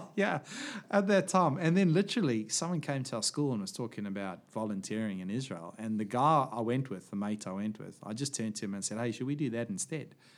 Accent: Johannesburg, Gauteng, South Africa; moved away; also born or lived in small coastal place; we moved away from Johannesburg

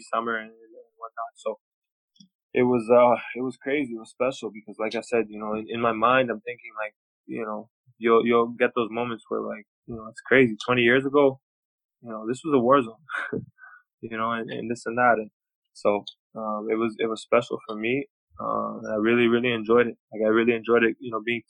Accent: Toronto, Ontario, Canada; also born or lived in Belgrade, Serbia / United States; I grew up in Toronto

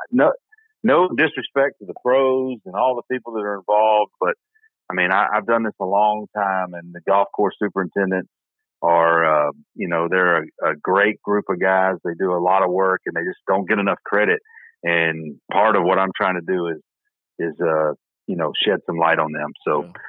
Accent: Middle Tennessee, United States; I grew up in Middle Tennessee

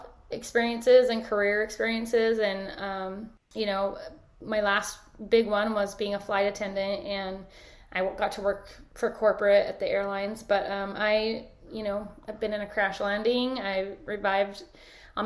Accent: Sandy, Utah, United States; moved away as an adult; I grew up in Sandy, Utah

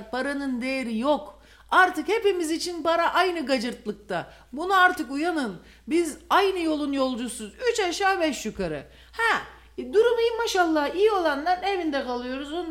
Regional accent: Malatya, Turkey

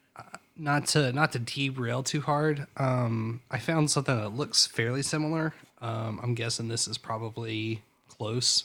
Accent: Greensboro, North Carolina, United States; also born or lived in Roanoke, Virginia / East Coast; we moved from Greensboro to Roanoke, and then uh, ah, maybe it was fourth grade. I, maybe, I, I gotta say it was fourth grade, I guess, because um, fifth grade I went back uh, to public school, and then sixth grade we moved back to North Carolina

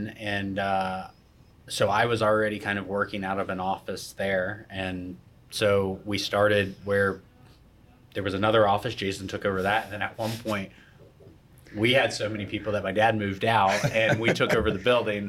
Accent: Vero Beach, Florida, United States; also born or lived in Jacksonville / New York / New Orleans; I'm born and raised in Vero

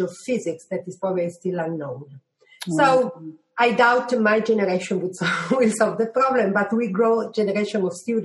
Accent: Italy; moved away as an adult; also born or lived in Germany; now in United Kingdom; I come from Italy

